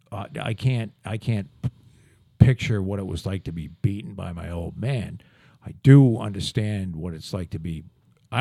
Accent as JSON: {"language": "English", "town": "Plymouth", "region": "Massachusetts", "country": "United States", "tie": "born or raised there", "also_born_or_lived": "Scituate, Massachusetts", "said": "we moved down to Plymouth in 71."}